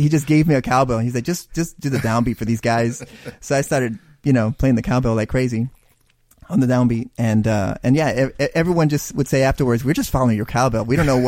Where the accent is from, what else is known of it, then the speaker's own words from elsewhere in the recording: Big Wells, Texas, United States; I'm from Big Wells